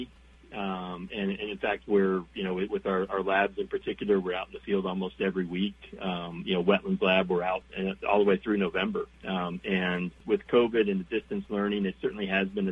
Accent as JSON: {"language": "English", "region": "Southern Ohio", "country": "United States", "tie": "born or raised there", "also_born_or_lived": "Kentucky", "moved": "as an adult", "lives_now": "Minnesota, United States", "said": "I grew up in Southern Ohio"}